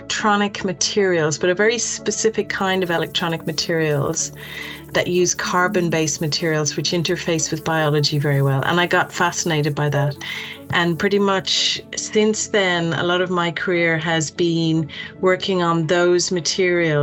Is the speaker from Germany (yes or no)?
no; Dublin, Leinster, Ireland; moved away as an adult; also born or lived in United Kingdom / United States; I'm from Dublin in Ireland